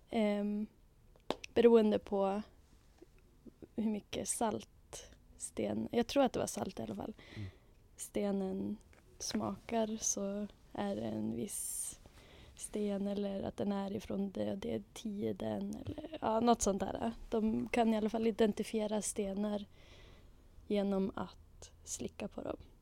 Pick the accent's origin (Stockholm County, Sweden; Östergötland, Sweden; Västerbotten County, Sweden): Västerbotten County, Sweden; Umeå; also born or lived in London, United Kingdom / Arkansas, United States; född och uppvuxen på Ålidhem i Umeå